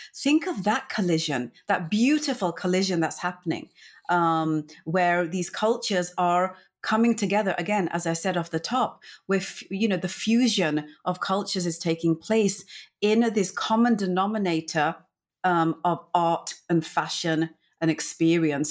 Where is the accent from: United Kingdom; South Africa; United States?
United Kingdom; England; I'm from India originally, my family, and then my upbringing, 'cause I was born and brought up in England